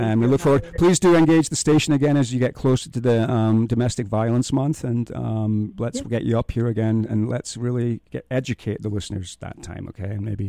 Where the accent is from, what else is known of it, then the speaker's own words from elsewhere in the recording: Scotland, United Kingdom; now in Moab, United States; I'm a Scotsman.